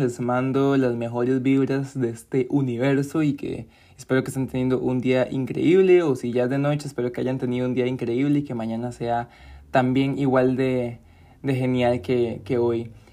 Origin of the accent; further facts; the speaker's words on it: Costa Rica; yo soy de Costa Rica.